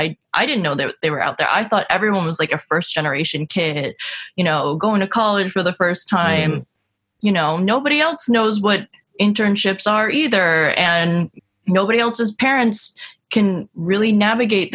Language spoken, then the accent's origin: English; upstate New York, United States; born or raised there; moved away as an adult; also born or lived in Washington, D.C.